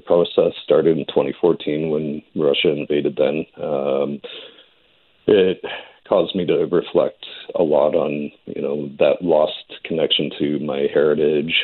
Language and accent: English; Edmonton, Alberta, Canada; I grew up in the Edmonton area, Lamont, Fort Saskatchewan, Sherwood Park